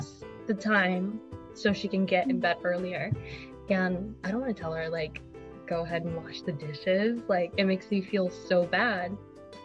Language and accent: English; United States; being an American